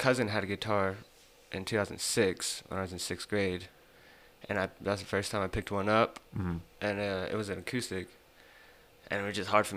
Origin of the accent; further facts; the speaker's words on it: Amarillo, Texas, United States; Born and raised in Amarillo